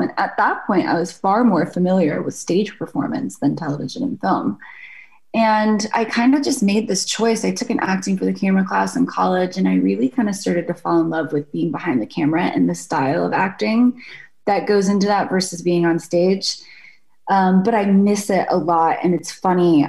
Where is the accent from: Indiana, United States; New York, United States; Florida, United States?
Florida, United States; Jacksonville; moved away; also born or lived in Shrewsbury, New Jersey; I lived in Jacksonville, Florida from the time I was five on. So that's home for me. And my parents are still in the house that I grew up in.